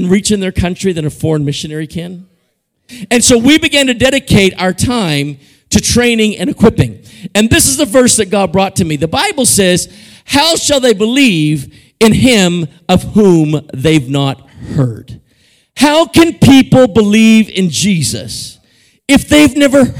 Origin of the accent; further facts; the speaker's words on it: Canada; moved away as an adult; now in Guatemala; I grew up in Canada